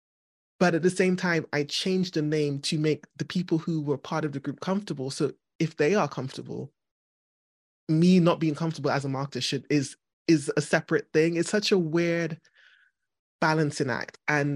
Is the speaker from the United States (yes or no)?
no; Trinidad & Tobago; now in United Kingdom; in my head, I go back to Trinidad and I'm just a Trinidadian.